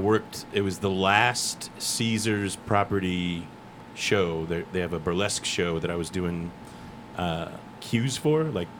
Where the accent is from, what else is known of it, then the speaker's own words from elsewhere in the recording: Midwest, United States; moved away; I'm from the Midwest.